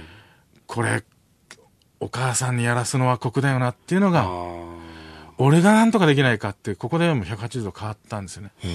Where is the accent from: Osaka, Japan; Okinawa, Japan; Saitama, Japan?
Okinawa, Japan; moved away; 沖縄から出てきた